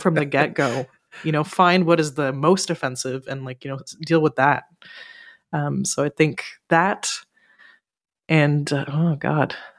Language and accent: English; Ottawa, Ontario, Canada; now in Montreal, Canada; my hometown, so in Ottawa